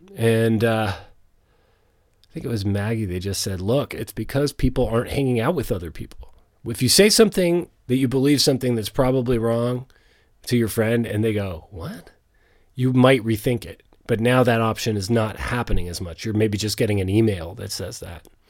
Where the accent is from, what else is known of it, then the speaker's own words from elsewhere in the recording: Canada; as a Canadian in Canada